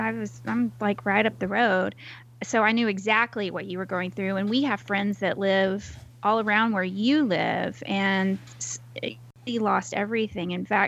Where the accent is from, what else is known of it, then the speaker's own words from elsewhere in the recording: near Houston, Texas, United States; That's where I was born in downtown Houston, but I moved to my hometown. I think my parents moved there when I was a week old. And so I lived there until I graduated from high school and went to college.